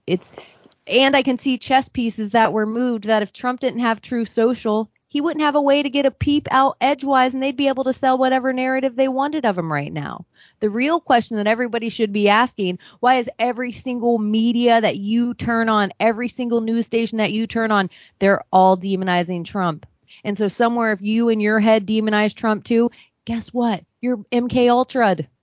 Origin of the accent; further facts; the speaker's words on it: Palm Beach, Florida, United States; I'm from Palm Beach, Florida.